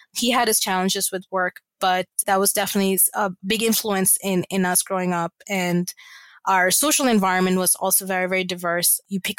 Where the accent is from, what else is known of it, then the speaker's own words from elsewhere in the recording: Abu Dhabi, United Arab Emirates; And I grew up in Abu Dhabi from like middle school, what's considered now middle school, to high school.